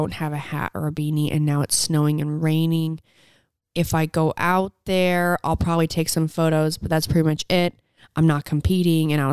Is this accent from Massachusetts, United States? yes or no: no; Southern Utah, United States; I'm from Southern Utah